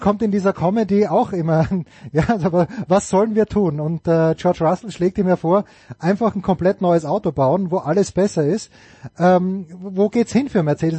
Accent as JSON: {"language": "German", "country": "Austria", "said": "als Österreicher"}